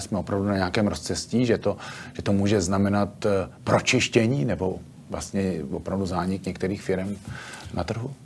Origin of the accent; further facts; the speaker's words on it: Plzeň, Plzeň Region, Czechia; Já jsem původem z Plzně